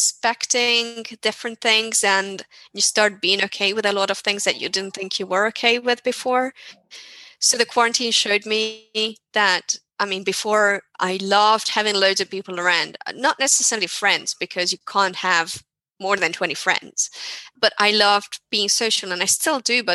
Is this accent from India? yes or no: no; Hungary; So I come from Hungary, which is not that strictly regulated, so to say, but it's more Germanic than Spain, for sure.